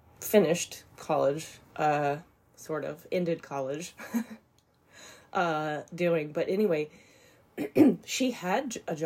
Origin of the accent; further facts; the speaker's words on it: Indianapolis, Indiana, United States; I'm from Indianapolis